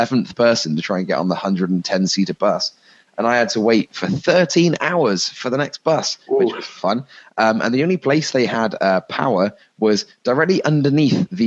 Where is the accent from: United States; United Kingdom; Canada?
United Kingdom; England; being an Englishman